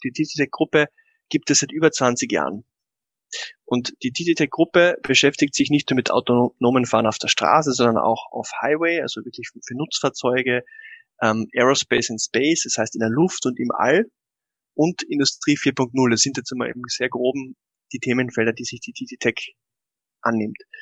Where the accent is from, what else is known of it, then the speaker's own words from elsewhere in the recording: Austria; bei uns in Österreich